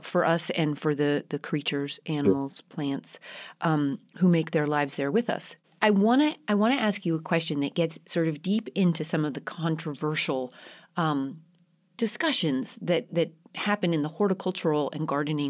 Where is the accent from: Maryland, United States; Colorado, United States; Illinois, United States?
Colorado, United States; also born or lived in Northern California; now in California, United States; I grew up in Colorado at 8,000 feet